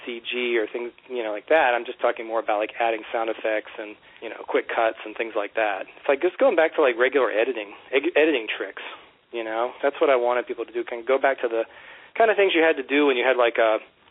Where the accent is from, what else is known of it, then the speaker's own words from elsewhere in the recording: Virginia Beach, Virginia, United States; moved away; when I was growing up in Virginia Beach, shooting things on Hi-8 with my friends